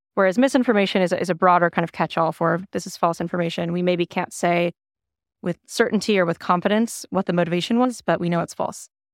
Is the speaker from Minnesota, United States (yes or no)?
yes; Minnesota, United States; moved away as an adult; now in Austin, United States; I'm a Minnesotan, uh, relocated to Austin two years ago